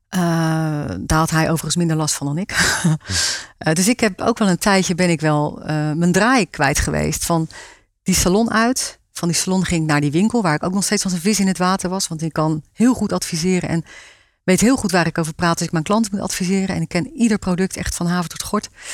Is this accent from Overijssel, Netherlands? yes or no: no; Rijpwetering, South Holland, Netherlands; moved away; Ik kom uit Rijpetering